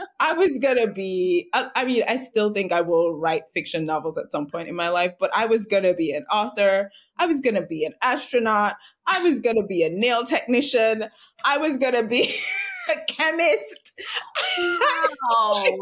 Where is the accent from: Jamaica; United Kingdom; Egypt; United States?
Jamaica; I'm Jamaican, born and raised in Jamaica. I currently live here now.